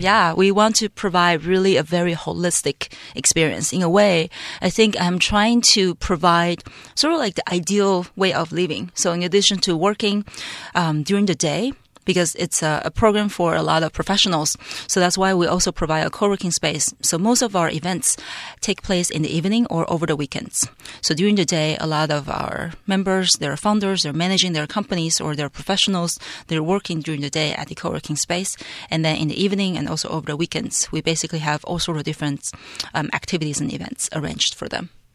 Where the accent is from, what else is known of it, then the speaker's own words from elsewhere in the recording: Taiwan; moved away as an adult; also born or lived in Canada / Hong Kong / Silicon Valley, United States; born and raised in Taiwan